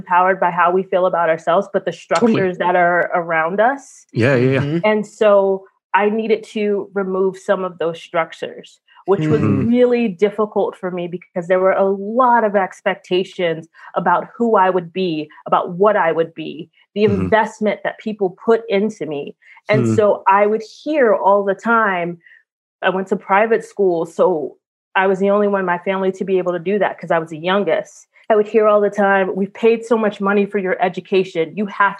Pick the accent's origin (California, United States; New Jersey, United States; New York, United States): New York, United States; New York City; I'm from Brooklyn in the 80s and 90s under Rudy Giuliani.